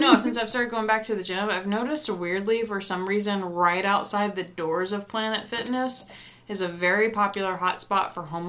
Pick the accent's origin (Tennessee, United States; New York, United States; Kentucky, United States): Tennessee, United States; now in Missoula area, Montana, United States; I'm from Tennessee.